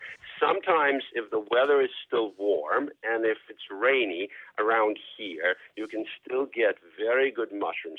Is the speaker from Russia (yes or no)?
yes; Moscow, Russia; also born or lived in Boston, United States; now in Brookline, United States; I grew up in Moscow